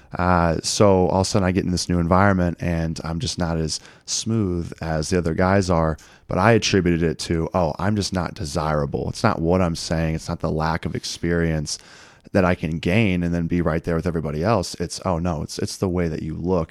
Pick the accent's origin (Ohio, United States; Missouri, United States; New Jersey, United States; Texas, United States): Missouri, United States; Eureka; born and raised in Eureka, Missouri, which is about forty-five minutes west of Saint Louis